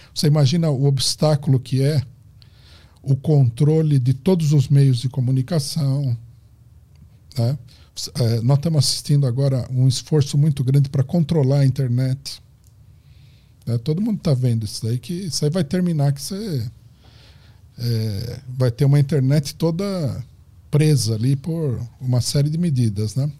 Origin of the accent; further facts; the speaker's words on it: Brazil; nós somos brasileiros